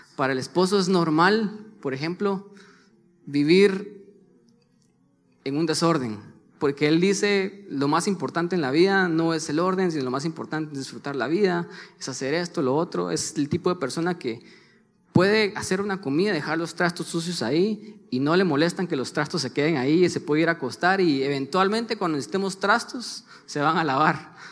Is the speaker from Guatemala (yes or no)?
yes; Guatemala; los dos somos de Guatemala